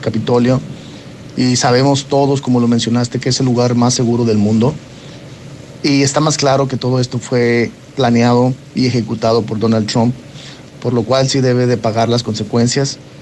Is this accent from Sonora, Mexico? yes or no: no; Aguascalientes, Mexico; now in United States; Soy de Aguascalientes, pero vivo en Estados Unidos.